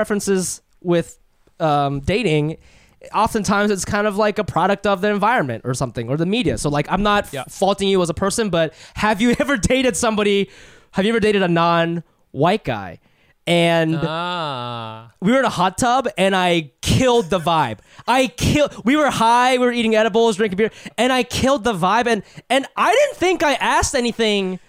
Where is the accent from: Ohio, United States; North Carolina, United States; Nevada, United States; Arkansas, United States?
Ohio, United States; I grew up in Ohio, didn't have a lot of Asian friends for a very long time